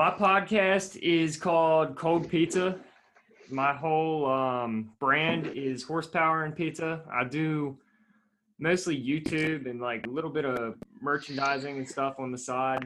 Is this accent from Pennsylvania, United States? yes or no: yes; Manheim, Pennsylvania, United States; also born or lived in Pittsburgh; I'm from Mannheim, which is a small town in Lancaster, like 15, 20 minutes outside of Lancaster City.